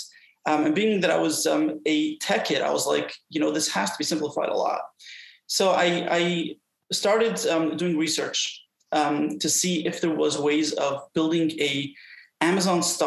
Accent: New York City, New York, United States; I was brought up in Brooklyn, New York

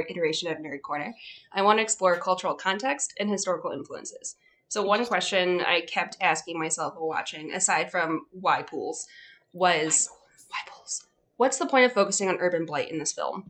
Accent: Ohio, United States; I'm from Ohio.

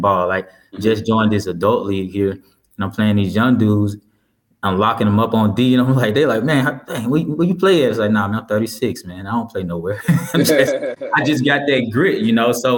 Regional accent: Lorman, Mississippi, United States; moved away; I grew up there, so you know, that's home

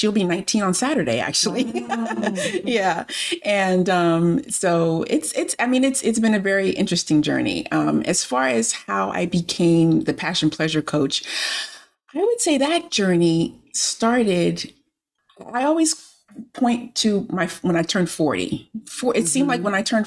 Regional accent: Miami, Florida, United States; now in Maryland, United States; I grew up in Miami, Florida. I live in Maryland now, but I grew up in Miami, Florida

